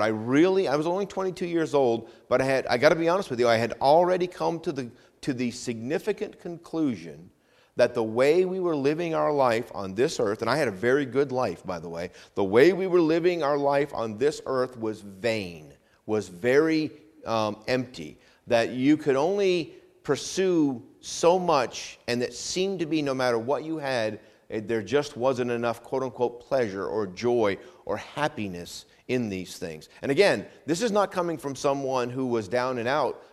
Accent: Vermont, United States; now in Hampton Roads, United States; Where I grew up in New England, in Vermont, we actually have four seasons

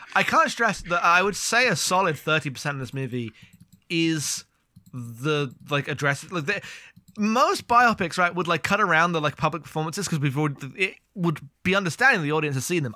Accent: United Kingdom; I'm British.

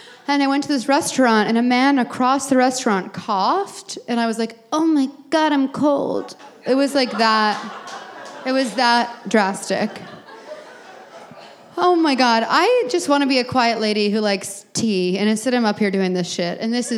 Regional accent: Texas, United States; now in Brooklyn, United States; No, I say from Texas.

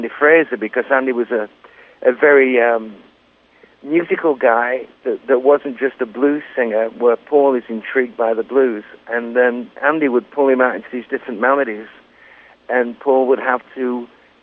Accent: Lancaster, North West England, United Kingdom; moved away as an adult; also born or lived in London; playing the King's Arms in Lancaster in my hometown

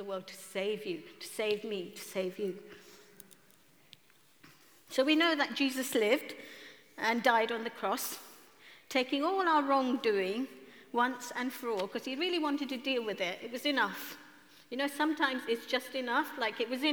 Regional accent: Kenya; now in London, United Kingdom; at the age of 10 in Kenya, I'm from East Africa, Kenya

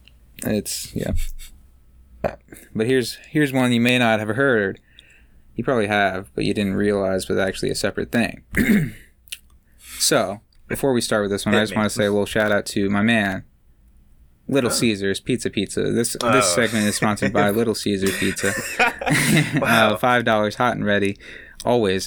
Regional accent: Maryland, United States; also born or lived in St. Mary's County, Maryland; now in Pittsburgh, United States; as a person from the East Coast, I'm from Maryland

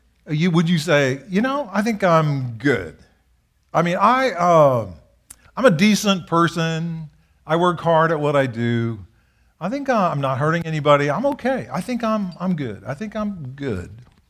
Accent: Japan; I grew up in Japan. We served in Japan.

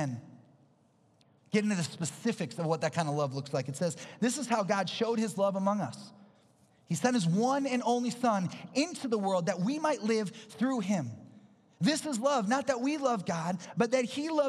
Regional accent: Minnesota, United States; I'm from Minnesota

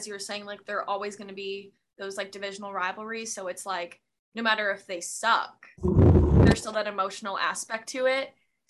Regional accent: outside of Chicago, Illinois, United States; I grew up outside of Chicago, big Chicago Blackhawks fan

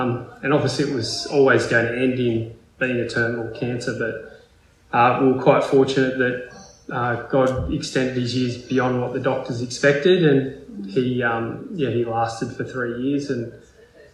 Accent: Port Macquarie, New South Wales, Australia; now in Melbourne, Australia; growing up in Port Macquarie

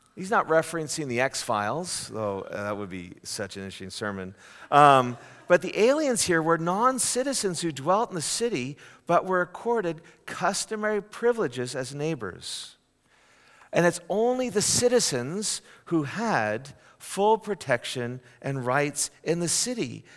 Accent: Canada; now in United States; a Canadian born and raised

